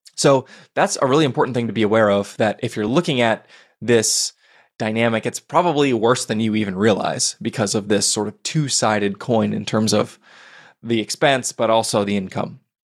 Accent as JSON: {"language": "English", "town": "Portland", "region": "Oregon", "country": "United States", "tie": "born or raised there", "said": "Portland, Oregon, my hometown"}